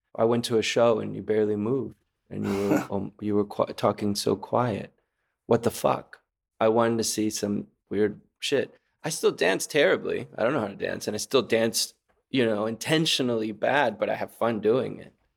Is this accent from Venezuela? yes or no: yes; Caracas, Capital District, Venezuela; moved away; also born or lived in Texas / San Francisco; I was born in Texas, but I grew up in Caracas, Venezuela.